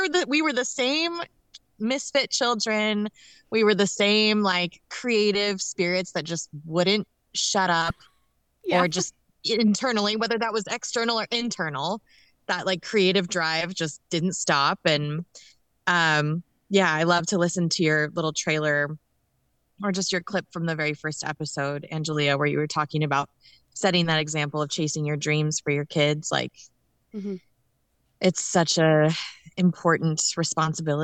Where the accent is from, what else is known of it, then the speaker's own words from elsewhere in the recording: Spokane, Washington, United States; also born or lived in Massachusetts / Kansas City; I was born in like Massachusetts. I lived there just when I was a baby, like up until age 4. And then I was in Spokane until I was 18